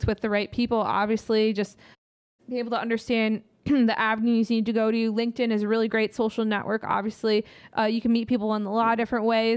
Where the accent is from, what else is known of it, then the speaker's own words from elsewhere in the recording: Midwest, United States; we're coming from the Midwest nice side